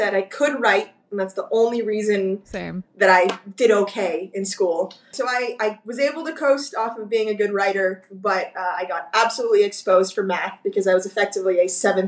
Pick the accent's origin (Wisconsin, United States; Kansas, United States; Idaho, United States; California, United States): California, United States; Burbank; I grew up in Burbank.